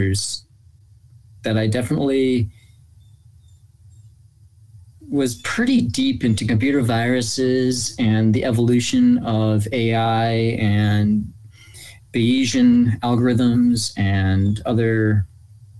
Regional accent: Cleveland, Ohio, United States; I'm born and raised in Cleveland

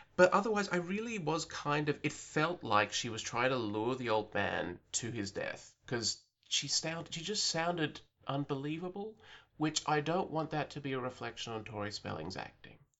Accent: Australia; I'm an Australian who lives outside of the cultural bubble

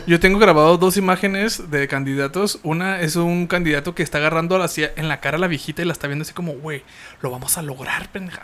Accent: Hidalgo del Parral, Chihuahua, Mexico; yo soy de Parral, Chihuahua.

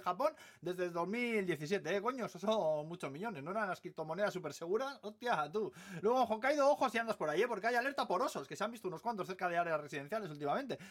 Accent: Basque Country, Spain; now in Tokyo, Japan; soy vasco

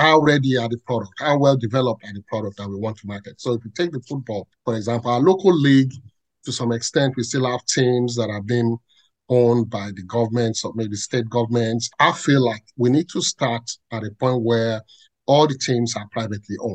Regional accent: Ibadan, Oyo, Nigeria; I grew up in Ibadan, born and bred in Ibadan.

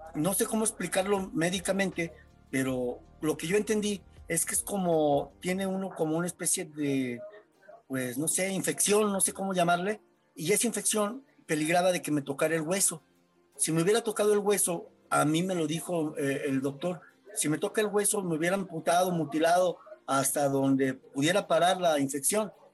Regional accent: San Luis Potosí, Mexico; vivo en San Luis Potosí, nací en San Luis Potosí

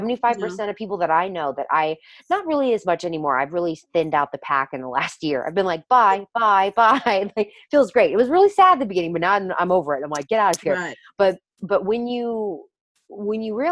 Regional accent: the South, United States; I grew up obviously in the South as well

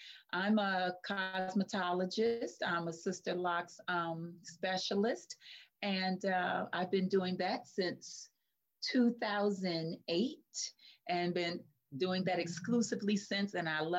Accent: Detroit, Michigan, United States; I'm from Detroit, Michigan, and 55 years old.

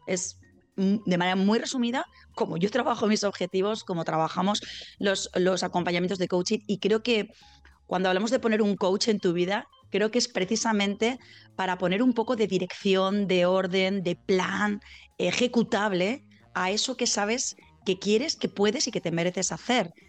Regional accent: Zaragoza, Aragon, Spain; now in Valencia, Spain; yo soy de Zaragoza, aunque vivo en Valencia, soy mañica

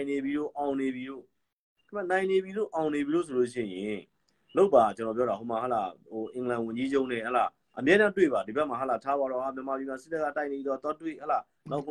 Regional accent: Myanmar

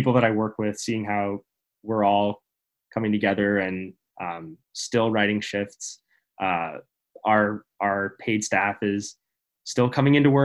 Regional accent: Princeton, New Jersey, United States; This is my hometown

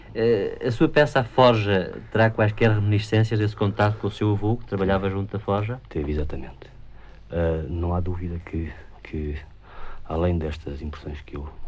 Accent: Vila Franca de Xira, Lisbon, Portugal; Nasci em Vila Franca de Xira.

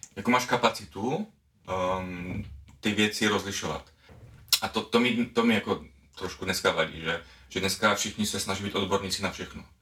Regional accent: Czechia; now in Slovakia; jsem teda z České republiky, ale žiju na Slovensku

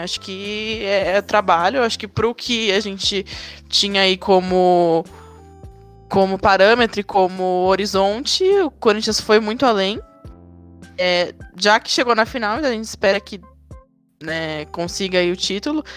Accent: São Paulo, Brazil; accent: paulista; a gente aqui com esse sotaque paulista

